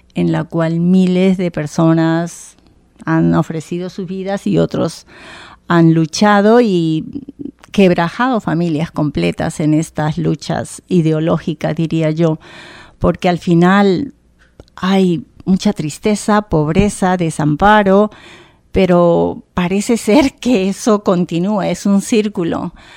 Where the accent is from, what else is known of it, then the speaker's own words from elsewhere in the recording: Bogotá, Colombia; moved away as an adult; also born or lived in Providence, Rhode Island; now in Rhode Island, United States; Nací en Bogotá, la capital, una ciudad muy bonita